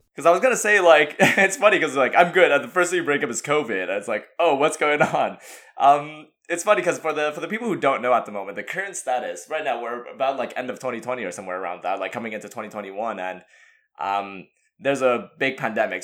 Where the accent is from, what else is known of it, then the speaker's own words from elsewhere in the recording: Montreal, Quebec, Canada; we grew up in Montreal